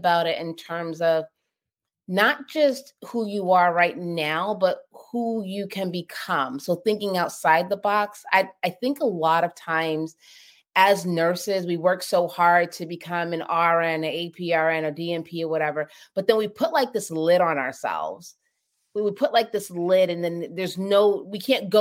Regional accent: Boston, Massachusetts, United States; I grew up in Boston, inner city

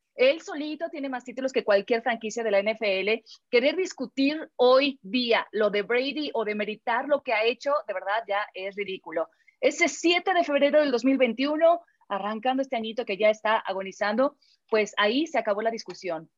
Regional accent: Mexico; como mexicanos

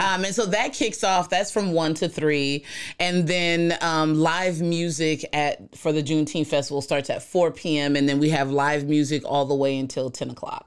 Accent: East Coast, United States; I'm from the East Coast

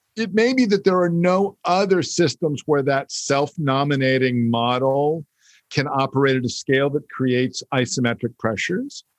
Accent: United States; as an American who grew up in not just a country governed by the First Amendment

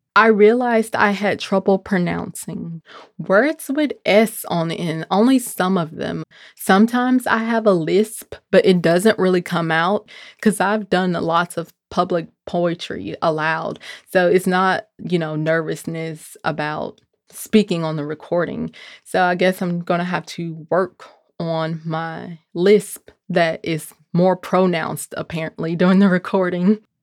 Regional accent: Memphis, Tennessee, United States; growing up in Memphis, Tennessee, where Doctor King was assassinated

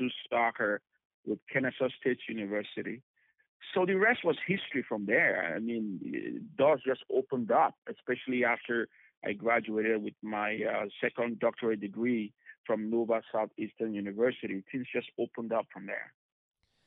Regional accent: Benin City, Edo, Nigeria; now in United States; I am from Nigeria originally. I was born in Nigeria, 1976, in a city called Benin City.

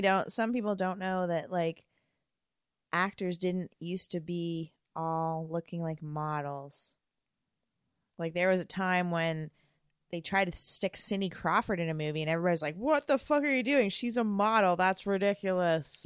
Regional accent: Canada; we're Canadian

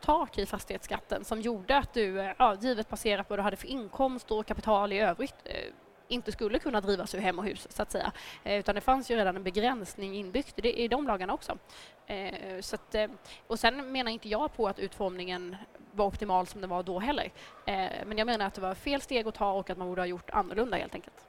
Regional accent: Nybro, Kalmar County, Sweden; jag är här som hörs från Småland och hemma i min hemkommun i Nybro

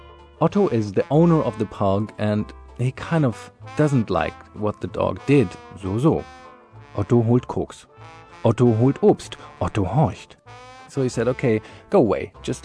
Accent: Berlin, Germany; I'm from Berlin, and I'd like to introduce a little German-sounding, very nice German-sounding poem

